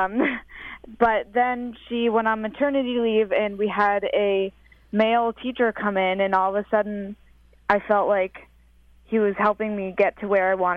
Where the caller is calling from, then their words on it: Boston, Massachusetts, United States; I'm calling from Berklee College of Music in Boston